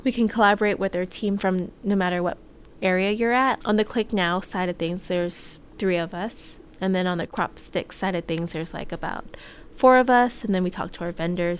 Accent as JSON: {"language": "English", "region": "Hawaii", "country": "United States", "tie": "born or raised there", "moved": "as an adult", "said": "I had a good childhood growing up in Hawaii."}